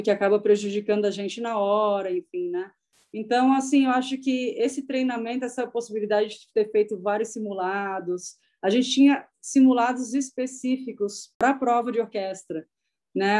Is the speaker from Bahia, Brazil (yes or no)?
no; Santa Catarina, Brazil; moved away as an adult; also born or lived in Tatuí, São Paulo; now in São Paulo, Brazil; quando eu tinha 20 anos, eu criei coragem e saí de Santa Catarina